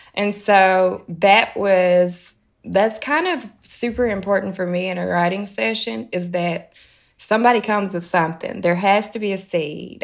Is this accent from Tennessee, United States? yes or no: yes; Tennessee, United States; moved away as an adult; now in New York, United States; growing up in Tennessee